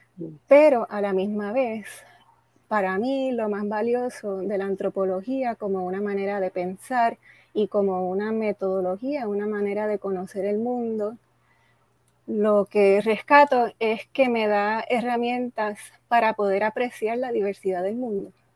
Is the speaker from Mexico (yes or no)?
no; San Juan, Puerto Rico; also born or lived in United States / Panama; yo nací en San Juan. Mis padres vinieron a Puerto Rico de otros países, pero aquí he vivido la mayoría de mi vida